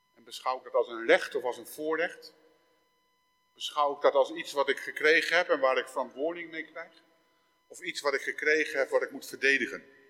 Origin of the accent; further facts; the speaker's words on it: Netherlands; Ik ben geboren in Nederland.